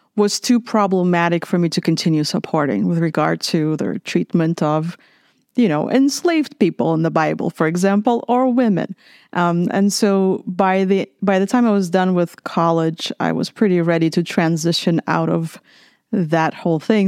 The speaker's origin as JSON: {"language": "English", "region": "Minsk", "country": "Belarus", "tie": "born or raised there", "also_born_or_lived": "Lithuania / California", "moved": "as an adult", "lives_now": "San Marcos, United States", "said": "I grew up in Minsk, Belarus"}